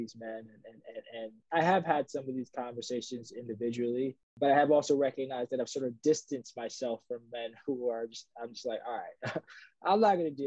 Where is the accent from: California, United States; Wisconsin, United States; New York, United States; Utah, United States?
New York, United States; New York City; I grew up in the Bronx